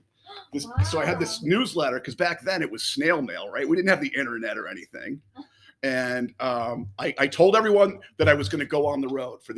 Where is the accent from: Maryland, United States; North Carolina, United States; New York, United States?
New York, United States; Rochester; moved away; also born or lived in Martha's Vineyard; I grew up in Rochester, New York, in a Kodak family